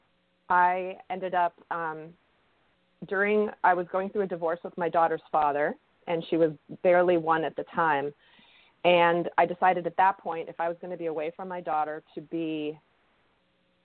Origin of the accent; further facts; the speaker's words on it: outside of Boston, Massachusetts, United States; my background is somewhat of the typical suburban young child growing up outside of Boston